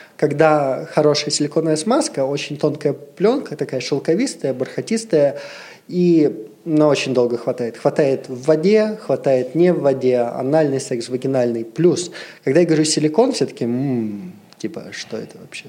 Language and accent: Russian; Siberia, Russia; moved away; Я вообще из Сибири. То есть у меня достаточно вот все такое патриархальное. Ну, почему как бы 20 трем годам я ничего не видел. Я из Сибири, у меня родители в Сибири живут, э, в маленьких шахтерских э, городах